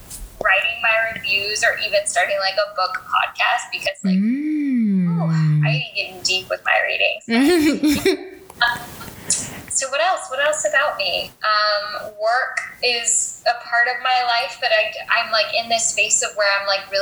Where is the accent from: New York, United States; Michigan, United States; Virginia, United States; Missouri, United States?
Virginia, United States; also born or lived in Japan; So I was born in Japan, moved every 3 years throughout my life and up until high school. And then in high school, we planted roots in Virginia. And so went to high school in Virginia, went to college in Virginia